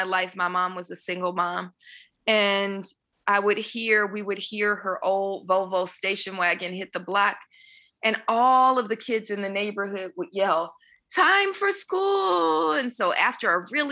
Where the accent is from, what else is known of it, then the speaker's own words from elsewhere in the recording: Oakland, California, United States; I was born in Oakland, California, in an area called Bonktown in East Oakland